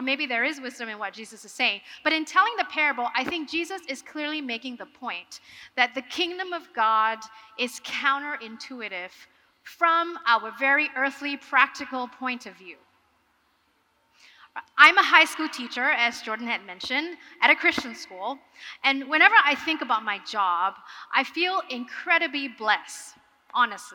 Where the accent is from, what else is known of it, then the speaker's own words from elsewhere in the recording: Singapore; I am from Singapore